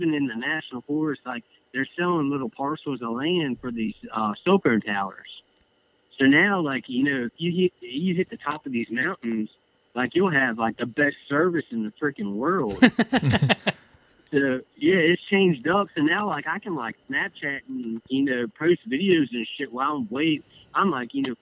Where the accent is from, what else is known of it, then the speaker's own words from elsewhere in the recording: Maryland, United States; moved away as an adult; I grew up in Maryland. I grew up in the suburbs, like, you know, pretty much in between D.C. and Baltimore is where I grew up.